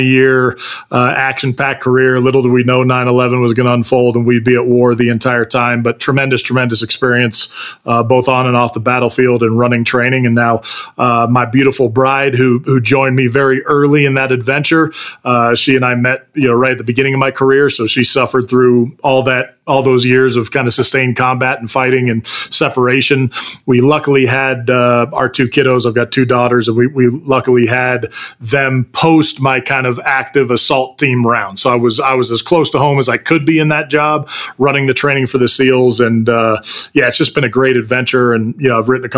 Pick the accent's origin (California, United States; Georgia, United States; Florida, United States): California, United States; Bay Area; I grew up in the Bay Area, California, kind of in the heart of Silicon Valley